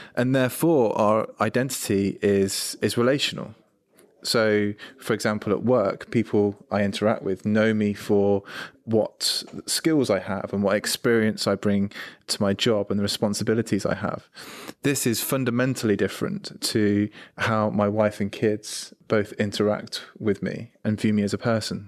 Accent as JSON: {"language": "English", "country": "United Kingdom", "said": "I'm British, I'm male"}